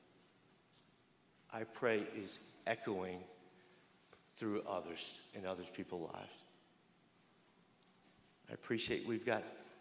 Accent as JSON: {"language": "English", "region": "Louisiana", "country": "United States", "said": "I'm from Louisiana"}